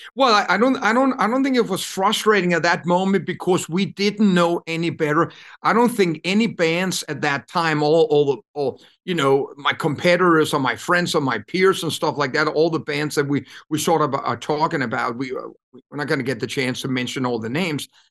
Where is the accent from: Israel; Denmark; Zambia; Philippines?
Denmark; Copenhagen, Capital Region of Denmark; moved away as an adult; I come from Copenhagen, grew up in I don't even know if you can call it an apartment.